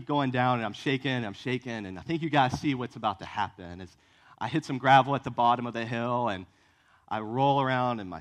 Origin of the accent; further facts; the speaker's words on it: Virginia, United States; now in Columbia, United States; I grew up in Virginia